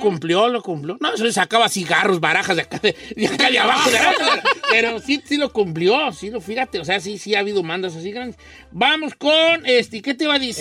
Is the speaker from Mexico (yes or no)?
yes; Guadalajara, Jalisco, Mexico; yo soy de Guadalajara